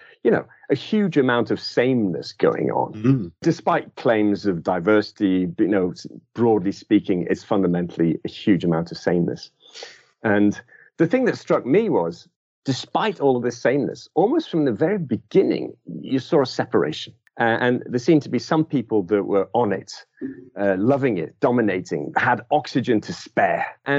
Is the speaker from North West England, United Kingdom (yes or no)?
yes; Liverpool, North West England, United Kingdom; So basically, I'm from originally from Liverpool, although you'll struggle to find much of that in my accent today.